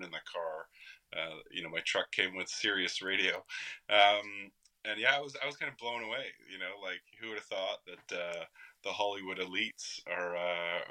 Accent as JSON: {"language": "English", "country": "Canada"}